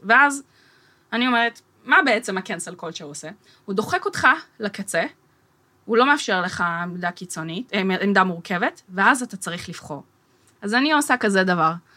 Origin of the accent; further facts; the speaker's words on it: Herzliya, Tel Aviv District, Israel; ואני גדלתי בהרצליה